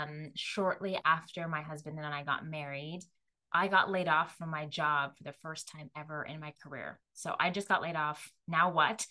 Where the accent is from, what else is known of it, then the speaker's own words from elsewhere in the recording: Jamaica; I'm Jamaican Chinese